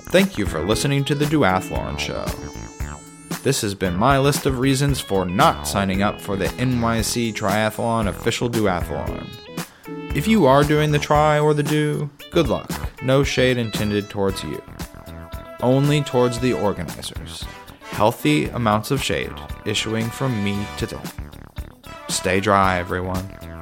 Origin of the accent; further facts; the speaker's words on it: New York City, New York, United States; my hometown